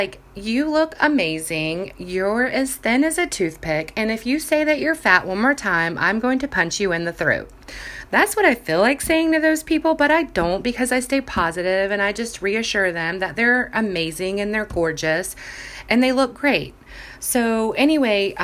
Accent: Jacksonville Beach, Florida, United States; I grew up in Jacksonville Beach, Florida, where bathing suits were basically everyday attire

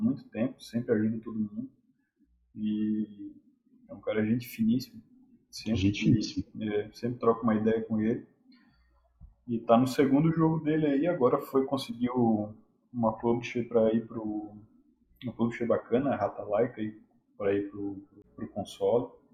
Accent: Brazil

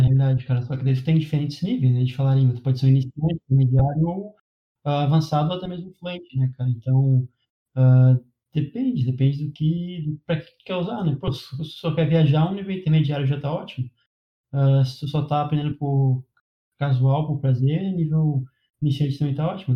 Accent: Brazil; first language Portuguese; eu falo português, minha língua nativa, inglês

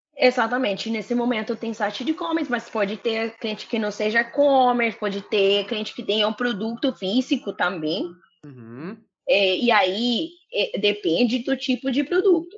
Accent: Colombia; Portuguese is a second language; moved away as an adult; now in Rio de Janeiro, Brazil; eu sou colombiana

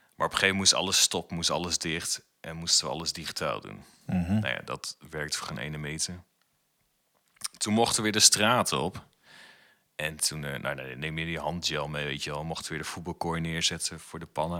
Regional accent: Putten, Gelderland, Netherlands; moved away as an adult; now in Zwolle, Netherlands; ik woon in Zwolle en ik kom natuurlijk uit Putten.

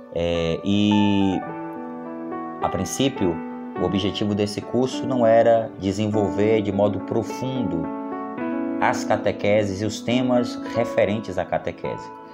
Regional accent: Salvador, Bahia, Brazil; sou natural de Salvador

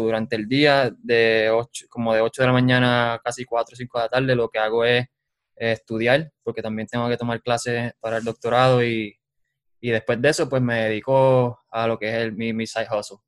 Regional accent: Utuado, Puerto Rico; moved away as an adult; now in Lawrence, Kansas, United States; Yo soy de Utuado. Soy de Utuado y con orgullo digo que soy de ahí, de San José

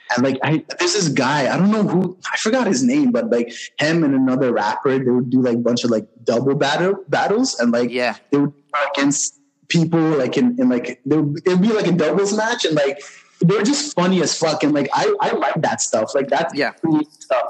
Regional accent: Montreal, Quebec, Canada; I grew up in Montreal, born and raised.

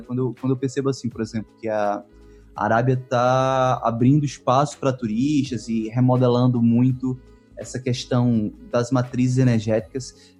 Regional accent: Northeast Region, Brazil; eu sou do Nordeste brasileiro

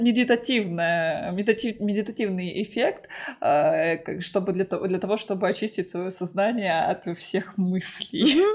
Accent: Krasnodar, Krasnodar Krai, Russia; я сама из Краснодара

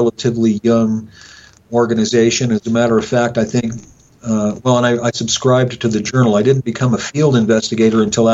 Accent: Rock Springs, Wyoming, United States; this is my hometown.

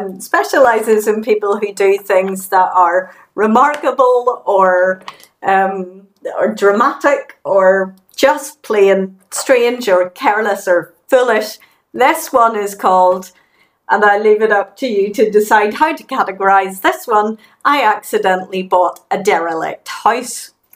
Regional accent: England, United Kingdom; now in Glasgow, United Kingdom; I'm English, she's Canadian.

